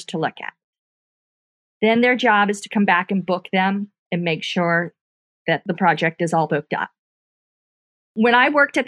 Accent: Fort Lauderdale, Florida, United States; moved away as an adult; also born or lived in Tuscaloosa, Alabama / Atlanta, Georgia; now in Mobile, United States; I am from Fort Lauderdale, Florida. And so that's where I was born and raised.

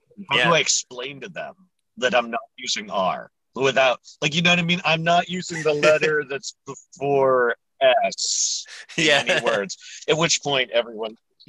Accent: New England, United States; You know, I'm from New England, so in the Boston area where I live, most people drop their R anyways on like 90% of the situations.

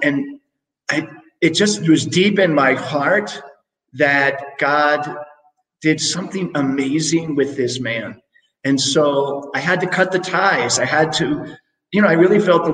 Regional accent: Bethesda, Maryland, United States; moved away as an adult; now in Mexico; I grew up in Bethesda, Maryland, the mean streets of Bethesda

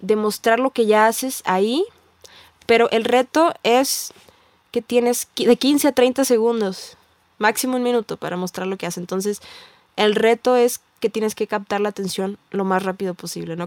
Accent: Tijuana, Baja California, Mexico; yo soy, vengo de Tijuana

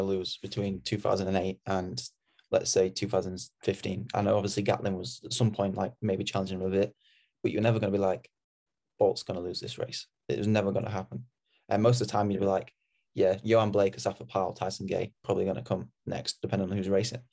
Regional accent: Sheffield, Yorkshire and the Humber, United Kingdom; I'm from Sheffield

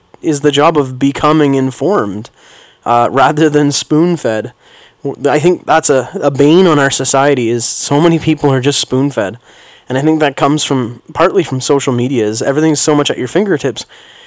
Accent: Canada; being a Canadian, taking my kids skating

